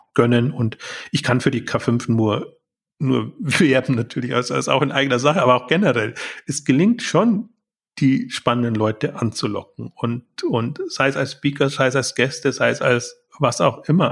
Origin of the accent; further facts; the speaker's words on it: Germany; als Deutscher, der in der Schweiz ist